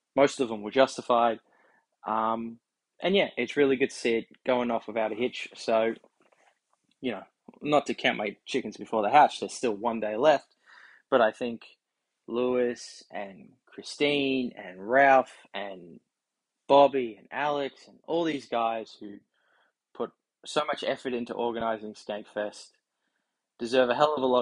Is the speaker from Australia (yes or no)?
yes; Australia; the Aussie Red Bar, the Thunder from Down Under